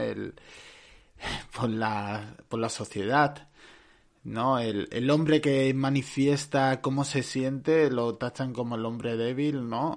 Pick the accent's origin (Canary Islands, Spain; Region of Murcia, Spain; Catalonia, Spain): Catalonia, Spain; Barcelona; Yo soy de Barcelona.